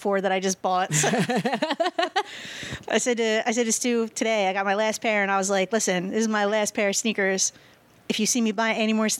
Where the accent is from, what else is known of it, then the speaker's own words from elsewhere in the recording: Philadelphia, Pennsylvania, United States; growing up in Philly